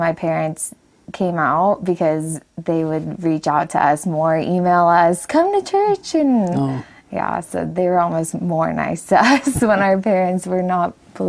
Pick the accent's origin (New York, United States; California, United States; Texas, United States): California, United States; Huntington Beach; I'm from Huntington Beach, California. {S1} Okay. {S2} And I've always lived there.